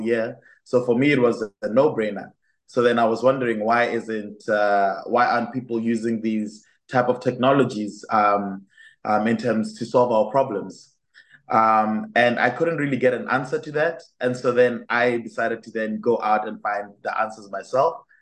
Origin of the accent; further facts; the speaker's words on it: Botswana; moved away as an adult; now in Enschede, Netherlands; I come from Botswana, which is a very beautiful country in the south of Africa. Um, and while I was studying, or while I was in my high school and living in Botswana at the time